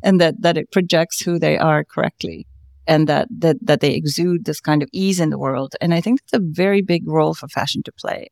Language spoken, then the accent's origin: English; South India, India; I come from the land of Bollywood